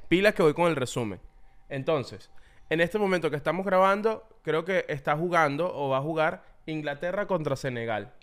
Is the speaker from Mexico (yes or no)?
no; Venezuela; uno creció con eso